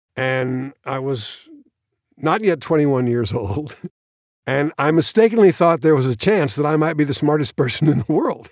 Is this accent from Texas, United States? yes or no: yes; Austin, Texas, United States; born or raised there; also born or lived in New York City, New York